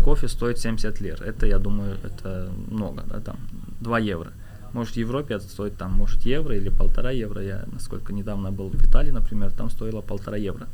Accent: Azerbaijan; now in Istanbul, Turkey; я так как э, азербайджанец

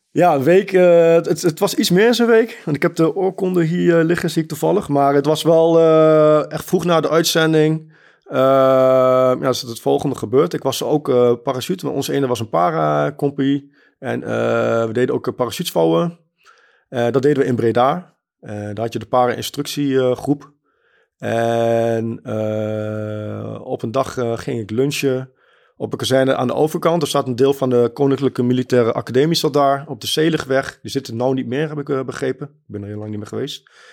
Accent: Germany; now in Netherlands; Ik ben geboren in Duitsland en ik woon in Nederland.

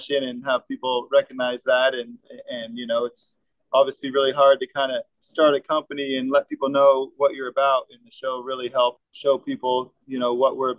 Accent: Vermont, United States; moved away as an adult; now in Florida, United States; growing up in Vermont

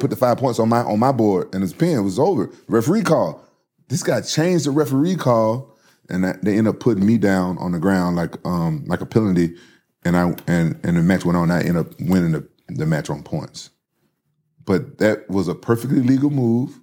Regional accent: Memphis, Tennessee, United States; growing up in Memphis

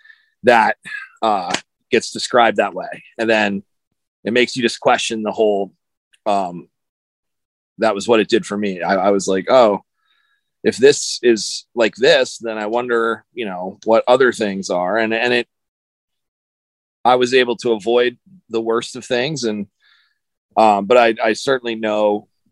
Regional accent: United States; I grew up in on the East Coast and in New York and Philadelphia area

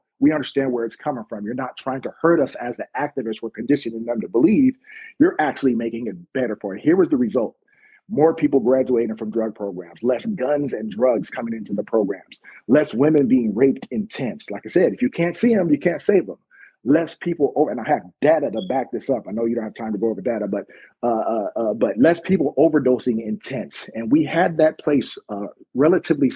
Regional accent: United States; I'm from America

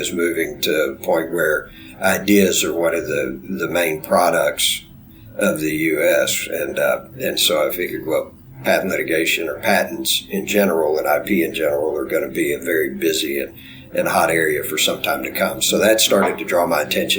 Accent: Bryan, Texas, United States; also born or lived in Waco, Texas / Austin, Texas; I grew up in Texas, went to Texas A&M, grew up in a town called Bryan, right by where Texas A&M is located

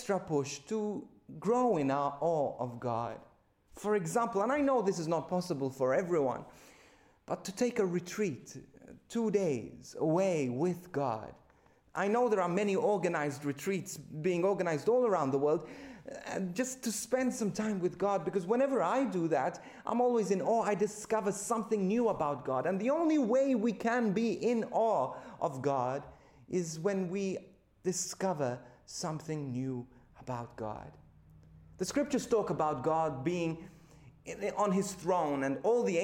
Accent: Malta; moved away as an adult; now in Australia; my home country of Malta

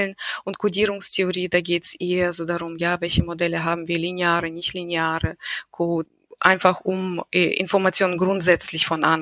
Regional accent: Russia; ich bin, weil ich in Russland aufgewachsen bin, habe ich irgendwie nicht dieses Mindset, dass Frauen insbesondere betrachtet werden müssen.

